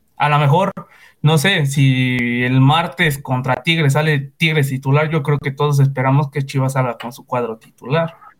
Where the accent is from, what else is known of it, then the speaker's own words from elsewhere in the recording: Mexico City, Mexico; Soy de la Ciudad de México.